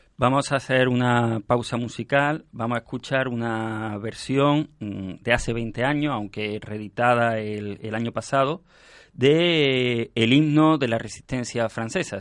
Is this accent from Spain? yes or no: yes; Spain; como españoles mm, deberíamos estar orgullosos